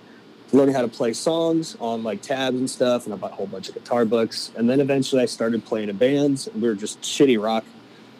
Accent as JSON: {"language": "English", "town": "Charleston", "region": "South Carolina", "country": "United States", "also_born_or_lived": "Nashville", "moved": "as an adult", "said": "I'm from Charleston, South Carolina"}